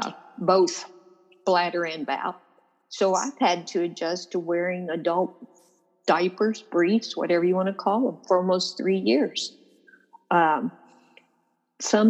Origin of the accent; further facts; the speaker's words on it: Louisville, Kentucky, United States; I was born in Louisville. I mean, I'm a Kentucky native